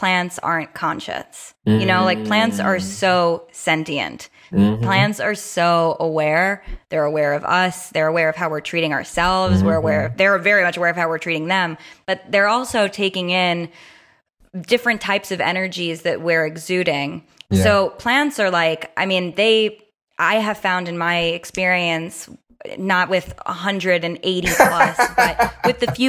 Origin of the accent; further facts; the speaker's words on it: New York City, New York, United States; I grew up born and raised in New York City in an apartment